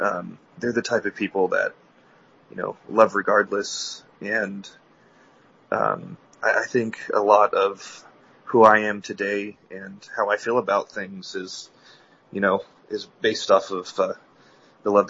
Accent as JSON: {"language": "English", "town": "Mesa", "region": "Arizona", "country": "United States", "said": "Um, I'm from Mesa, Arizona. I, uh, born and raised in the church."}